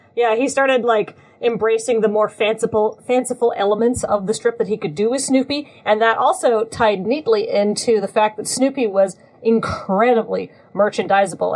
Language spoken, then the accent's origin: English; New Zealand; I grew up in New Zealand